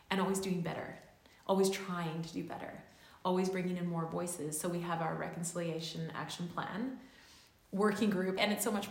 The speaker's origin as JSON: {"language": "English", "region": "Auckland", "country": "New Zealand", "tie": "born or raised there", "also_born_or_lived": "Canada", "said": "I've been raised on the west coast here in Canada, and I've been raised, I was born in Auckland, uh, and I've always gone back and forth."}